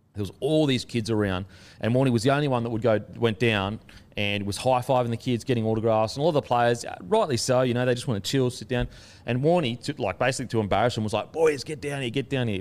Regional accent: Australia; being an Aussie

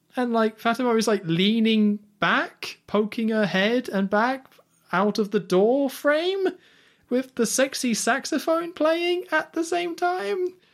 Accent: United Kingdom; as a British person

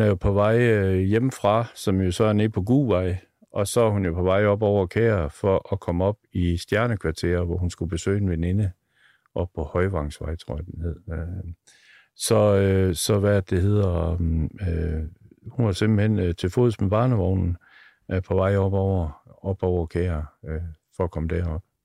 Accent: Aalborg, North Denmark Region, Denmark; De boede ude på Gertrud Raskvej. Jeg er født ude på Gertrud Raskvej

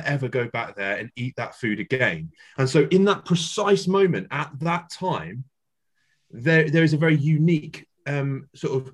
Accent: Yorkshire and the Humber, United Kingdom; I'm a Yorkshireman, there's the Yorkshire phrase that we have as well

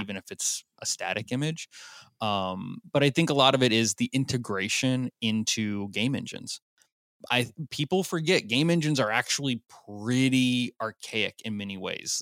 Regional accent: Nashville, Tennessee, United States; I'm from Nashville

